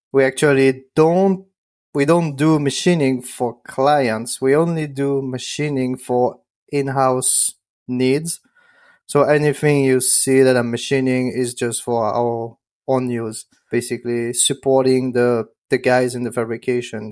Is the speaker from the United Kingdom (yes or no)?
no; France; English is a second language; moved away; I'm from France. I'm not from the U S.